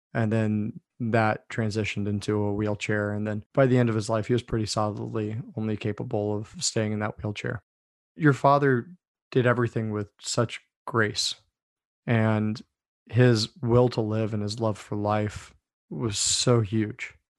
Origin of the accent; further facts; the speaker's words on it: D.C., Northern Virginia, United States; I grew up outside Washington, D.C., in Northern Virginia.